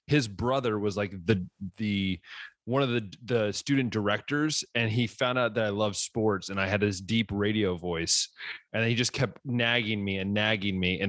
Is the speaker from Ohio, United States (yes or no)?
yes; West Liberty, Ohio, United States; I'm from West Liberty and you knew that. And it's like, you know, 40 minutes from the university